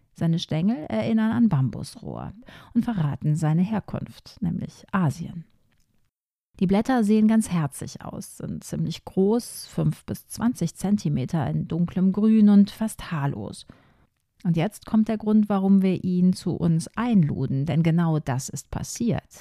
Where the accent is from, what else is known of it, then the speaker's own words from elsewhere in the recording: Ruhr area, North Rhine-Westphalia, Germany; bei uns im Ruhrgebiet